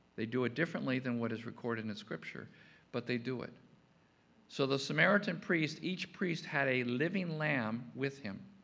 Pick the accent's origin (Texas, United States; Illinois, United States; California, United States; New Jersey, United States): Illinois, United States; Chicago; growing up in Chicago